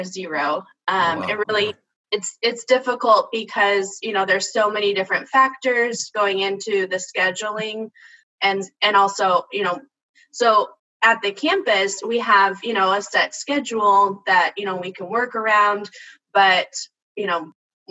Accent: Austin, Texas, United States; I'm from Austin. I'm actually a graduate of Austin ISD.

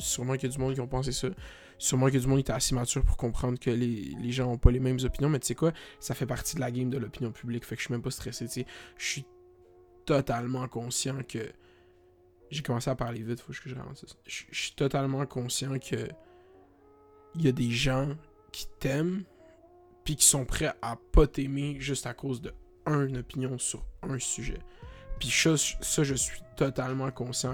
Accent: Canada; je suis Canadien.

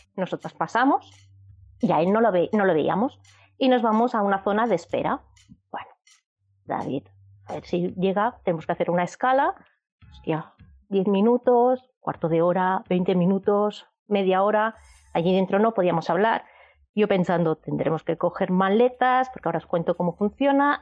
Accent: Barcelona, Catalonia, Spain; somos de Barcelona

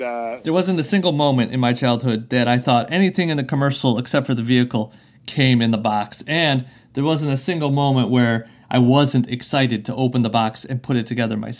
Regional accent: Buffalo, New York, United States; now in Columbus, United States; I'm from Buffalo originally, so, but I'm in Columbus now.

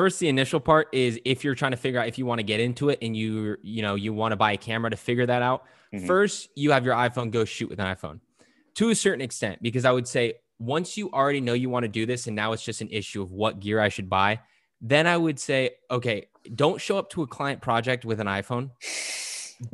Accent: California, United States; now in Portugal; family and I, we moved to Portugal a couple years ago, as okay. I mentioned already. And you know, we came from California, and in California, there's a lot of really good Mexican food.

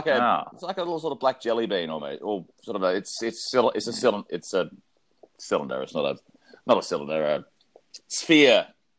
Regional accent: South Australia, Australia; I grew up in South Australia. I was born on a sheep farm. Well, not, for 3 years. I lived on a sheep farm.

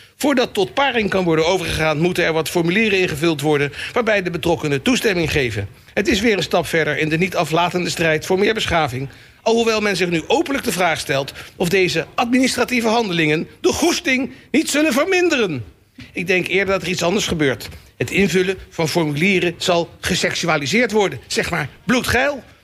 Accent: The Hague, South Holland, Netherlands; als Hagenees

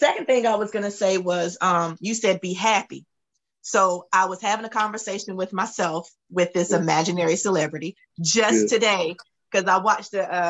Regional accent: Camden, North Carolina, United States; from Camden, North Carolina.

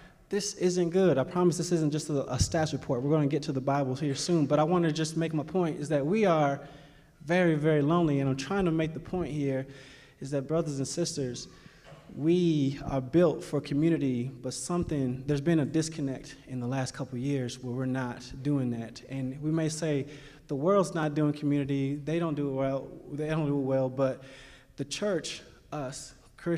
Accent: Cleveland, Ohio, United States; also born or lived in Kentucky; I am from Cleveland, Ohio

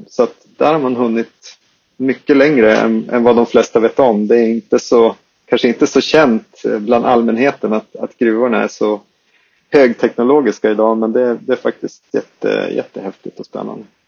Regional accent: Skellefteå, Västerbotten County, Sweden; accent: Skellefteå dialect; vi, vi grundades i, uppe i Skellefteå, som man kan höra om min dialekt

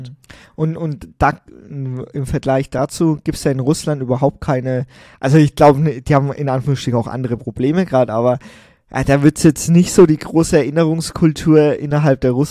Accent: Germany; Aber wir sind Deutsche, wir haben Deutsch, wir haben Unterricht gehabt, wir haben alles zusammen gemacht und ähm, wir sind in Deutschland aufgewachsen.

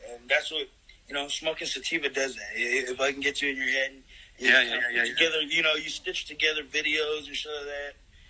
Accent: Philippines; I'm Filipino. That's my country.

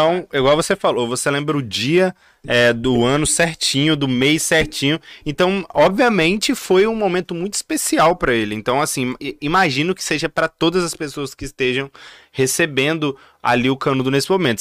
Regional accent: Vitória, Espírito Santo, Brazil; Eu sou de Vitória

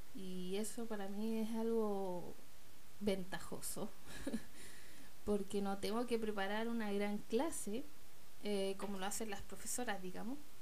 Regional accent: Chile; mi país, de Chile

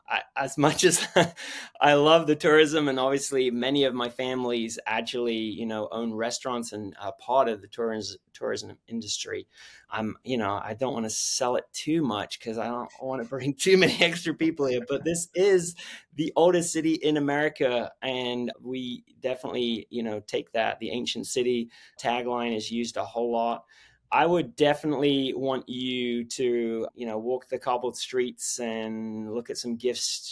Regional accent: England, United Kingdom; moved away as an adult; also born or lived in Philadelphia / Austin, Texas; now in St. Augustine, United States; I was born and raised in England

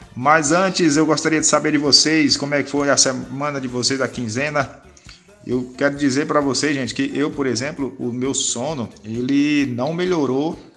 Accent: Northeast Region, Brazil; sou nordestino

